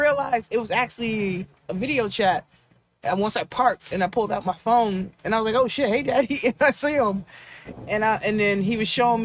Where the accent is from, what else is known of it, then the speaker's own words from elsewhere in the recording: Baltimore, Maryland, United States; also born or lived in Washington, District of Columbia, United States / Nigeria (ancestry); I'm from West Baltimore too